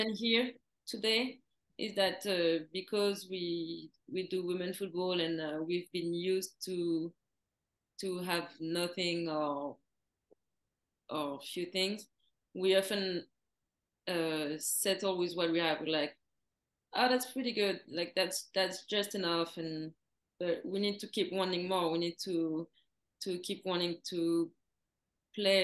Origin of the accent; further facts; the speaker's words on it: Paris, Île-de-France, France; moved away as an adult; also born or lived in Florida, United States; I grew up in Paris